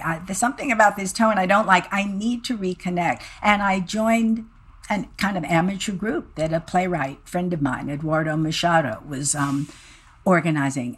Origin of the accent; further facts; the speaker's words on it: Midwest, United States; being a Midwesterner